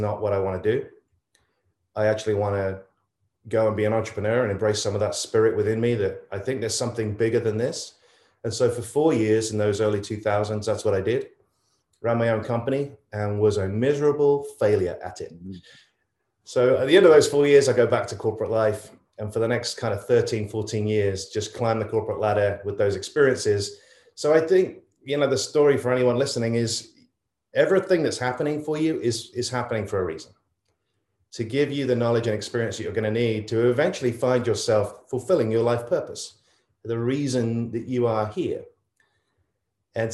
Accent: England, United Kingdom; moved away as an adult; now in United States; I grew up in England

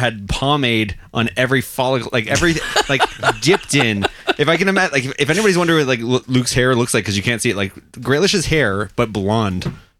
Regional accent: Glasgow, Scotland, United Kingdom; we're both from Glasgow too.

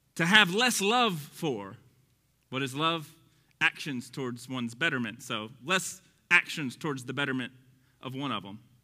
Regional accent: Texas, United States; accent: Texas; my Texas accent

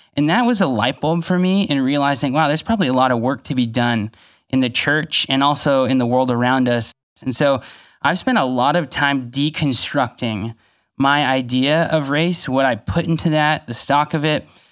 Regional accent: Fresno, California, United States; I grew up in Pinedale, which, if you're familiar with Fresno, especially pre-River Park, uh, is a really rough neighborhood

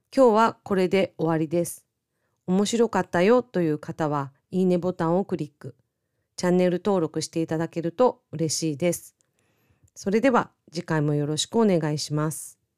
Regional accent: Miyazaki, Japan; 私の地元の宮崎県もそうでした

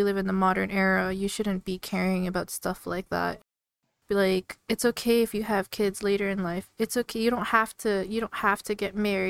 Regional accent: Canada; I come from like a Filipino household, so I'm Filipino Canadian

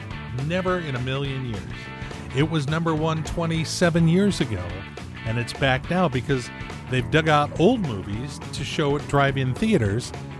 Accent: Torrance, California, United States; now in Everett, United States; growing up in Torrance, California, I was probably 8-9 years old

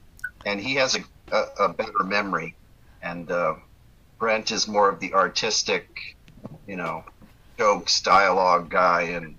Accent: Naples, Florida, United States; now in San Diego, United States; Yeah, I grew up in Naples, yep. Florida.

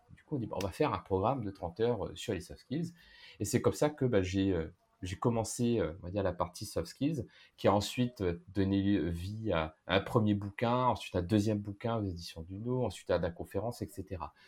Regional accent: Réunion; moved away; je viens de la Réunion, j'ai vécu dans plusieurs pays

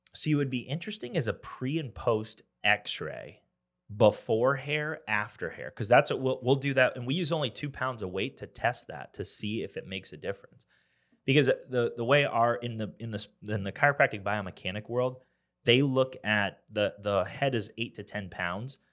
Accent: Pennsylvania, United States; now in Columbia, United States; I'm from Pennsylvania

